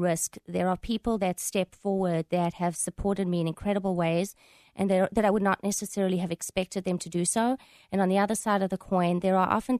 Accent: South Africa; moved away as an adult; now in United States; from my accent, I'm not exactly from around here. I grew up in South Africa

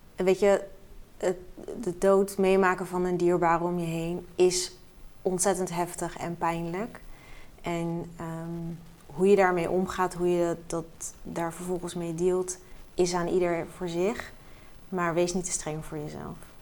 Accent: Rotterdam, South Holland, Netherlands; ik ben echt een geboren en getogen Rotterdammer

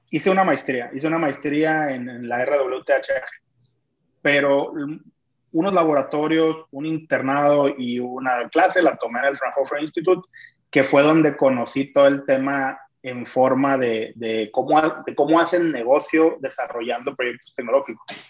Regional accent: Culiacán, Sinaloa, Mexico; soy de Culiacán

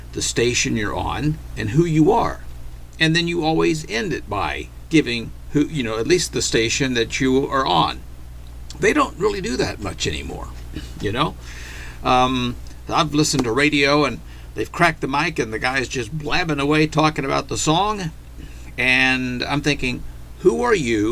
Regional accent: Arkansas, United States; we grew up in Arkansas under Governor Bill Clinton

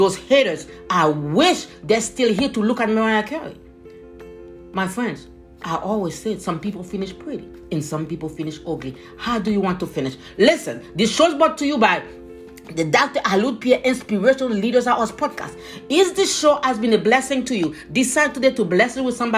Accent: Haiti; moved away; young, Haitian, immigrant

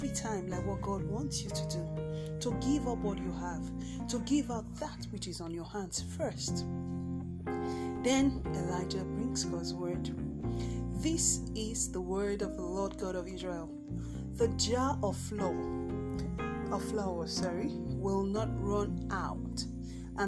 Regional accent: Nigeria; my home country, here in Nigeria

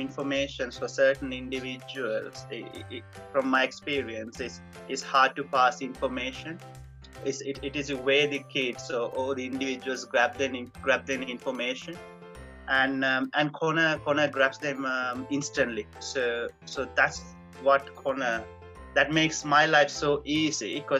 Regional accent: Colombo, Western Province, Sri Lanka; moved away as an adult; now in England; I am from Colombo, yeah. That's my home.

